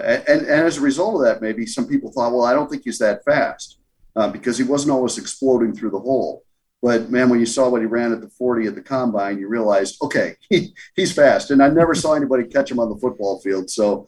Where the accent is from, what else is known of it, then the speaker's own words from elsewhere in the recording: Bronxville, New York, United States; born there; Hey, I was born in Bronxville, so, you know, I'm not that far off and might have to make it out there and give it a shot.